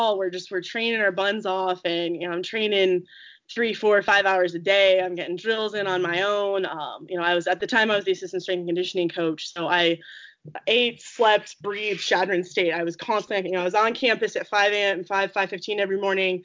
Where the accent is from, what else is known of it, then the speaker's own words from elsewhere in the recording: Eaton, Colorado, United States; I'm from Eaton